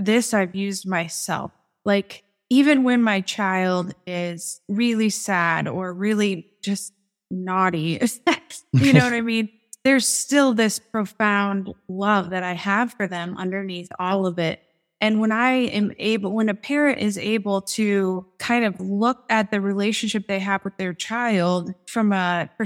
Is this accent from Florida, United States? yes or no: no; Des Moines, Iowa, United States; I'm from Des Moines, Iowa